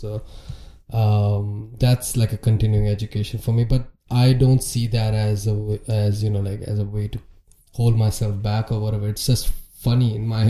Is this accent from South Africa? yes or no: no; Mumbai, Maharashtra, India; moved away as an adult; now in Chicago, United States; where I came from Bombay, India, 80 degrees, 50% humidity.